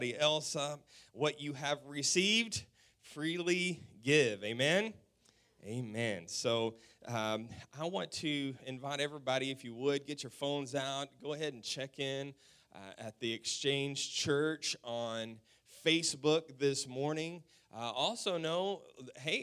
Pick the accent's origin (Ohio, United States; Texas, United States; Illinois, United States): Texas, United States; West; We're from the South. We're from Texas. We're from West Texas